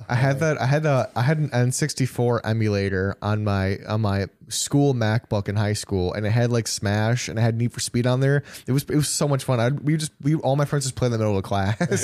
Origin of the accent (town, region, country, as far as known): near Janesville, Wisconsin, United States